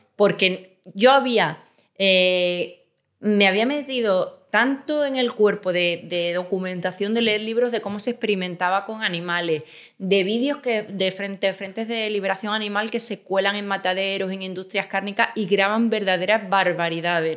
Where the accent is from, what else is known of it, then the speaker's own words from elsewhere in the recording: Extremadura, Spain; moved away as an adult; also born or lived in Seville; now in Madrid, Spain; Nací en Sevilla, pero me crié en Extremadura y, he vivido ahí casi siempre